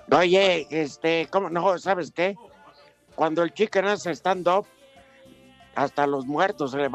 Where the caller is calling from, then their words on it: Mexico City, Mexico; Ciudad de México.